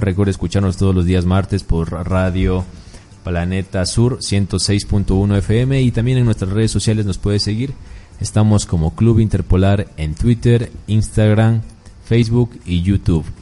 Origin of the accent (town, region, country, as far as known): Loja, Ecuador